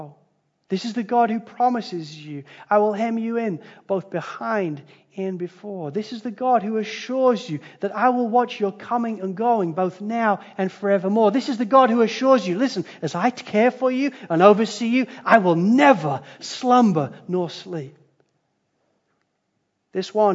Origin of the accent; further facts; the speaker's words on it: Spalding, East Midlands, United Kingdom; moved away; I grew up in Spalding in Lincolnshire in England.